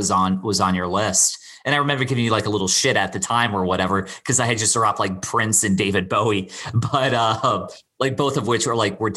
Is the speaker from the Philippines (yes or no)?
no; Bermuda; also born or lived in Florida, United States; all three of those take me back to a very specific time growing up in Bermuda, you know, and I've spent I probably spent the same amount or close to the same amount of time in Bermuda as I did Florida.